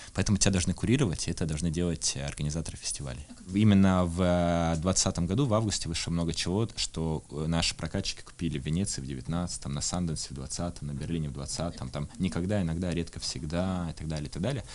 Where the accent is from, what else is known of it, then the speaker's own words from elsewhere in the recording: Irkutsk, Irkutsk Oblast, Russia; я из Иркутска